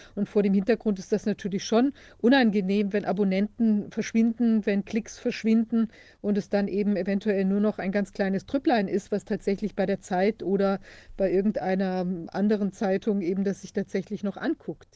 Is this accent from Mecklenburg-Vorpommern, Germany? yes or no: yes; Mecklenburg-Vorpommern, Germany; bei uns in Mecklenburg